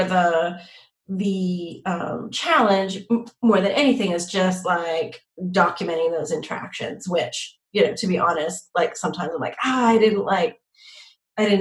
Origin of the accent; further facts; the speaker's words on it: Montreal, Quebec, Canada; I'm from Montreal